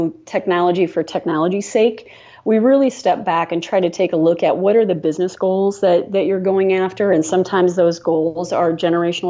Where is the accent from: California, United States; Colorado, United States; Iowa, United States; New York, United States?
Iowa, United States; Kalona; I grew up in Kelowna, Iowa, which is a small town south of Iowa City